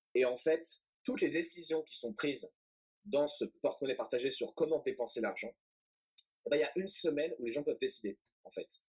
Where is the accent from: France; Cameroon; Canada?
France; Boulogne-Billancourt, Île-de-France; moved away as an adult; also born or lived in Manchester; je viens de Paris et euh, enfin en fait de Boulogne-Billancourt, donc banlieue parisienne. Euh, de 0 à 18 ans.